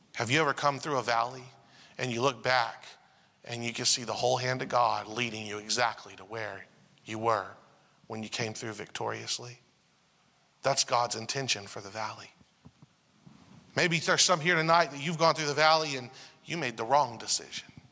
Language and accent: English; United States; also born or lived in Asia; as an American English speaker